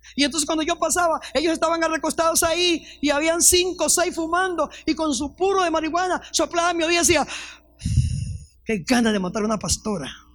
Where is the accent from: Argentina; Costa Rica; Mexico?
Costa Rica; also born or lived in Panama; yo soy bien tica, bien gallo pinto